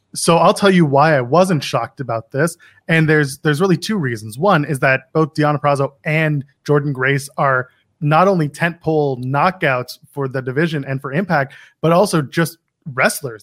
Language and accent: English; Ottawa, Ontario, Canada; now in Toronto, Canada; I grew up in Ottawa